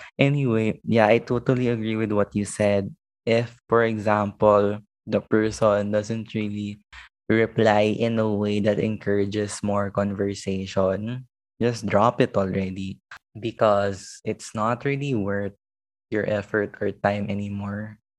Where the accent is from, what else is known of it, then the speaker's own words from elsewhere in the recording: Makati, Metro Manila, Philippines; I was from Makati.